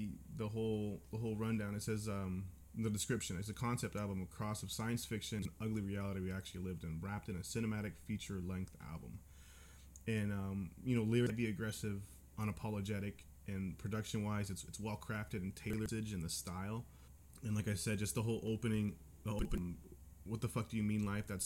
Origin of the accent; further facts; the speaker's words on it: California, United States; I'm from California